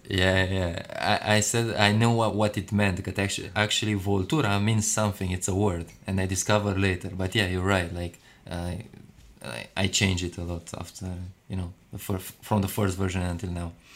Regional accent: Romania; now in London, United Kingdom; I was born in Romania

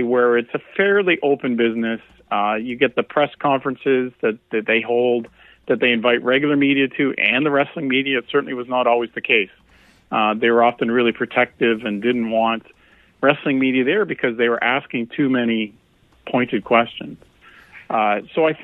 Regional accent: Canada; a Canadian

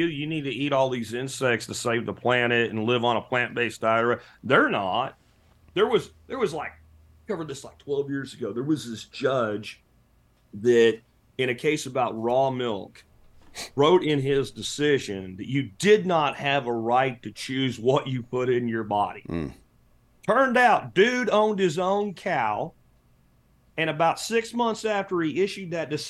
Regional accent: Pennsylvania, United States; The house that I grew up in Pennsylvania has oak beams in it.

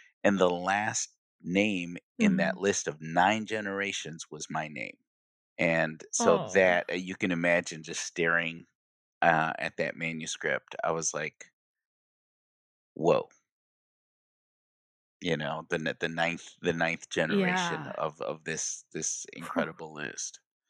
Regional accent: Kalamazoo, Michigan, United States; because being born and raised in Kalamazoo, Michigan, I think our family has always had a strong identity of being proud of who we are

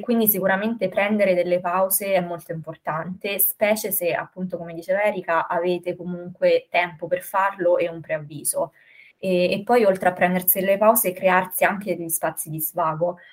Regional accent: Rome, Lazio, Italy; quando ero più piccolina qui a Roma, da una casa ad un'altra

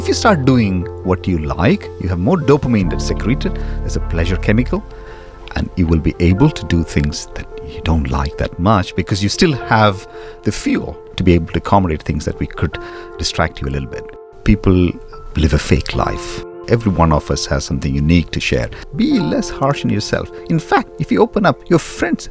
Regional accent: India; moved away as an adult; now in London, United Kingdom; I grew up in India

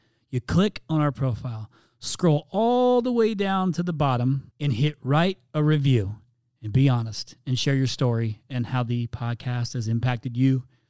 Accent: Canada; Since I'm Canadian, my ask would be interview a Canadian.

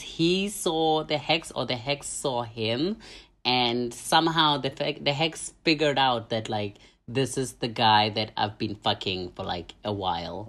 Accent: South Africa; moved away; am from Namthe, A K A South Africa

